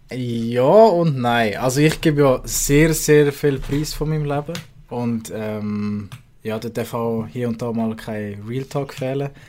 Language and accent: German; Aargau, Switzerland; Das äh, wird supported als Aargauer